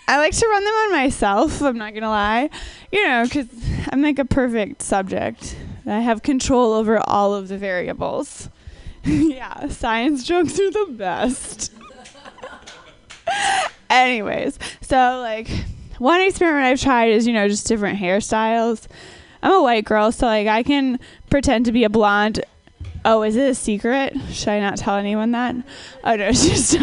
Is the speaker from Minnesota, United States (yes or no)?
yes; Minnesota, United States; I'm from Minnesota, but more importantly, I'm a scientist